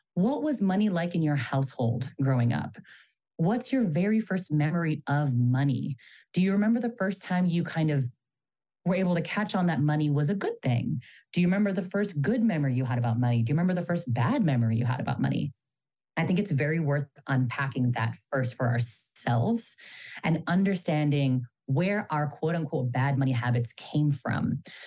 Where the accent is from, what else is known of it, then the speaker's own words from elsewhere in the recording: Bay Area, California, United States; I'm a Filipino American daughter of immigrants from the Bay Area